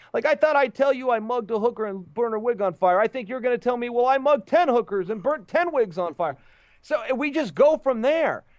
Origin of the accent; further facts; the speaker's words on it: Westland, Michigan, United States; Roberts and Zaleski are in my hometown of Westland